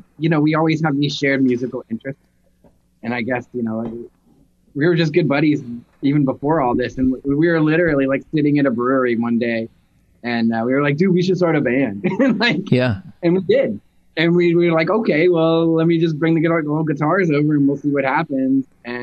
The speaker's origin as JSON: {"language": "English", "town": "Nashville", "region": "Tennessee", "country": "United States", "moved": "yes", "lives_now": "Seattle, United States", "said": "I'm from Nashville and he's from Pennsylvania."}